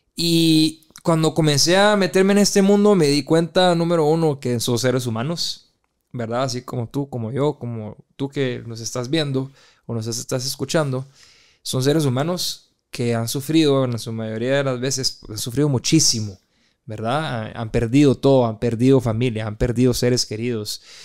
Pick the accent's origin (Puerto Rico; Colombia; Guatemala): Guatemala; moved away; also born or lived in Brazil; regresé a Guatemala hace dos años aproximadamente y me siento migrante en mi país